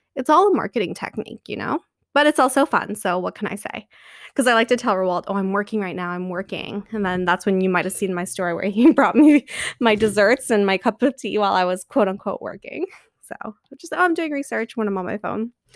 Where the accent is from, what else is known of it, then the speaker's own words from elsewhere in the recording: Canada; I'm Canadian